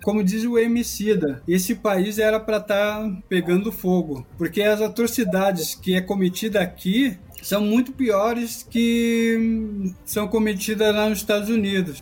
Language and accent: Portuguese; Rio Grande do Sul, Brazil; moved away as an adult; also born or lived in Caxias do Sul; now in São Paulo, Brazil; eu, sou gaúcho